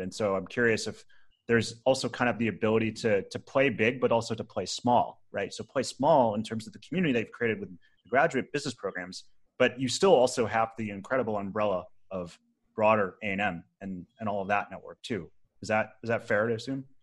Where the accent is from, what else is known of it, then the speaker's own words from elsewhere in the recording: Rochester, New York, United States; I grew up in Rochester, New York